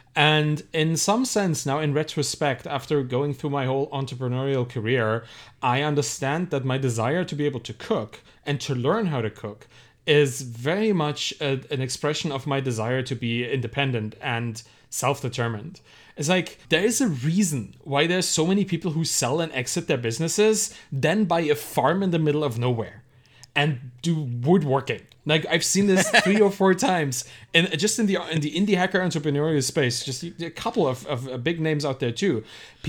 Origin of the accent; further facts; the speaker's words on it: Germany; Yeah, I was raised in Germany.